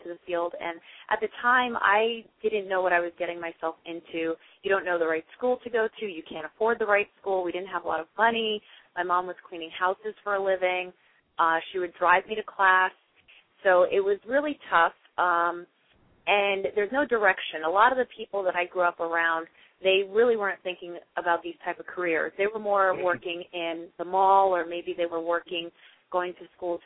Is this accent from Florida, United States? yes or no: no; New York City, New York, United States; now in Montclair, United States; I currently reside in Montclair, New Jersey, but I was born in Queens, New York, so I haven't gone that far from my beginnings.